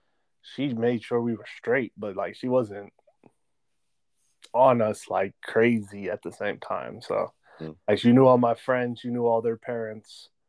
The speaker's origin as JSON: {"language": "English", "town": "Charleston", "region": "South Carolina", "country": "United States", "tie": "born there", "said": "So but, actually, I was born in Charleston, South Carolina."}